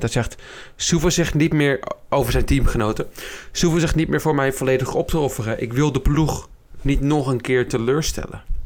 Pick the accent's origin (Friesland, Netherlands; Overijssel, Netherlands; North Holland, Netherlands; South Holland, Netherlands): Friesland, Netherlands; moved away; Ik kom godverdomme uit Friesland